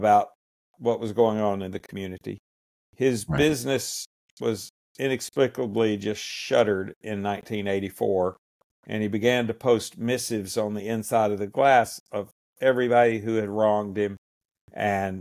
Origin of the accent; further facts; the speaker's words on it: Ringgold, Georgia, United States; I'm from Ringgold, Georgia, which is in northwest Georgia, just below Chattanooga, Tennessee. I've been from this area my whole life. I grew up and born and raised in Catoosa County, Georgia